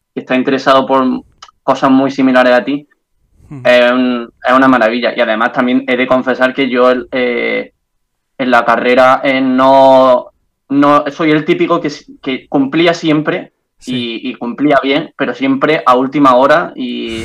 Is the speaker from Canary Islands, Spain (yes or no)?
no; Andalusia, Spain; accent: Andalusian; moved away as an adult; now in Brussels, Belgium; acento andaluz